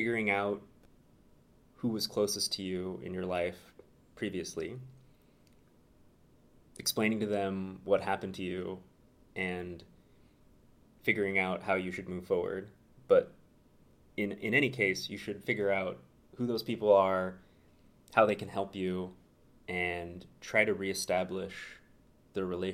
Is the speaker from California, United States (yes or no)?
yes; Santa Barbara, California, United States; moved away as an adult; also born or lived in Berkeley, California; now in Chicago, United States; Born and raised, sunny Santa Barbara, California